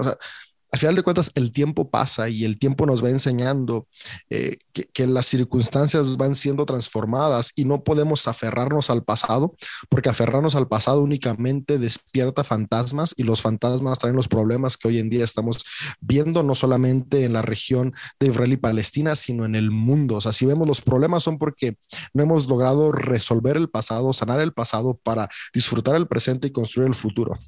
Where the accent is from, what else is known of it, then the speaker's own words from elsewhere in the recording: Mexico; Yo soy mexicano. yo nací en México